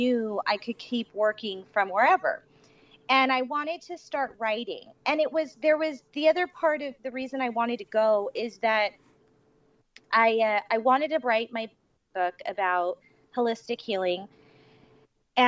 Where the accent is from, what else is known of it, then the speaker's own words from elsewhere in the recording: Los Angeles, California, United States; moved away as an adult; also born or lived in Las Vegas; I grew up in LA, Orange County, very, very familiar with it